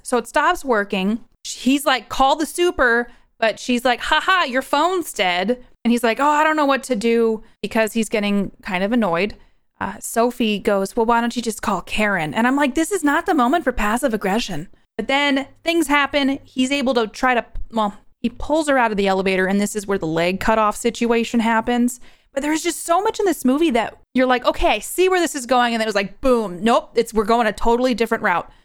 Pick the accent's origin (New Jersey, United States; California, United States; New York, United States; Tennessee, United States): New York, United States; now in Idaho, United States; I'm originally from New York and I live in Idaho now